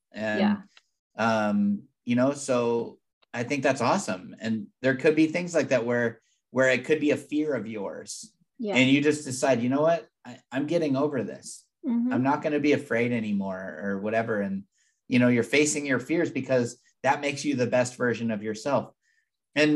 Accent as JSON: {"language": "English", "region": "Southern California", "country": "United States", "tie": "born or raised there", "moved": "yes", "lives_now": "Tennessee, United States", "said": "I grew up in Southern California"}